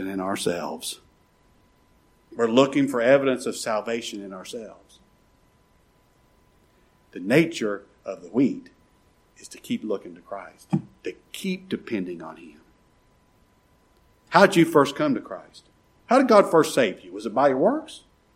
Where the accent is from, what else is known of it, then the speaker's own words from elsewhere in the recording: United States; I'm an American citizen